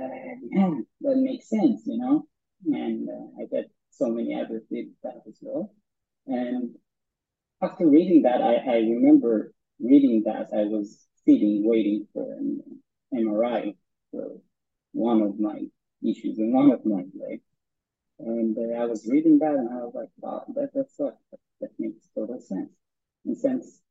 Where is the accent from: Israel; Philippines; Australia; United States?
Israel; a small village in the north of Israel, Northern District; we grew up in Anurim, which is a small village in the north of Israel.